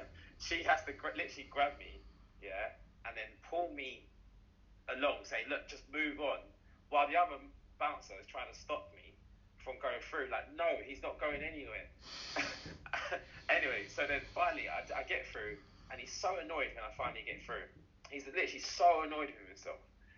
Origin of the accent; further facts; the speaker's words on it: Jamaica; Yeah. I'm from Jamaica.